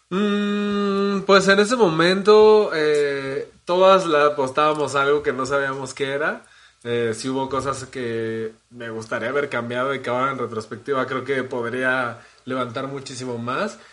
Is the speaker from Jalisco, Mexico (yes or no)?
no; Mexico City, Mexico; nací aquí en la Ciudad de México y he vivido la mayor parte de mi vida aquí